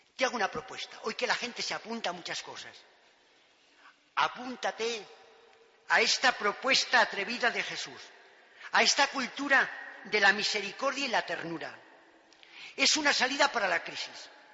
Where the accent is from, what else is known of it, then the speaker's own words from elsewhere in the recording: Pozal de Gallinas, Castile and León, Spain; principalmente por mis padres y catequistas, en Pozal de Gallinas, mi pueblo querido